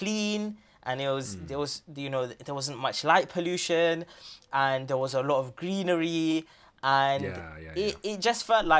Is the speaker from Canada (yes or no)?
no; London, United Kingdom; You know, I grew up in London, but then I moved out to have sort of married life in Essex